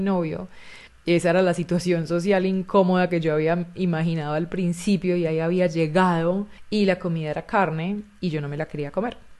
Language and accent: Spanish; Chile; moved away as an adult; also born or lived in Barcelona, Spain; yo me fui de Chile a vivir a Barcelona